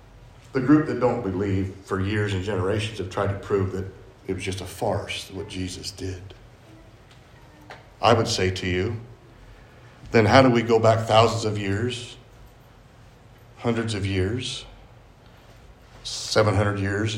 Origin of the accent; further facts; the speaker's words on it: Carbondale, Illinois, United States; born there; I was born in Carbondale, Illinois. I had no choice over that.